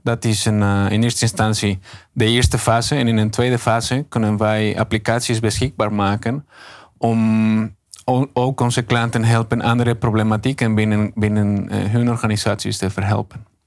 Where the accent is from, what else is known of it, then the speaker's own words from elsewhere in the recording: Mexico; Dutch is a second language; moved away as an adult; now in Netherlands; Mexico. Ik kom zelf uit Mexico.